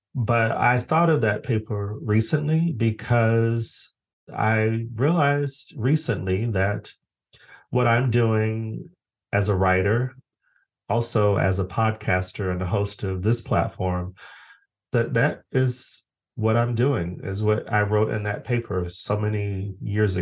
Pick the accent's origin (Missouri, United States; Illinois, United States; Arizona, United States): Arizona, United States; Phoenix; also born or lived in Los Angeles, United States / Stockholm, Sweden; now in Brighton, United Kingdom; I'm originally from Phoenix, Arizona